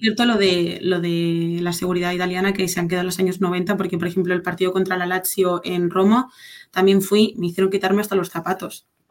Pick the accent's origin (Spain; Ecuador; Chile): Spain; Barcelona, Catalonia; also born or lived in Madrid; yo soy de Barcelona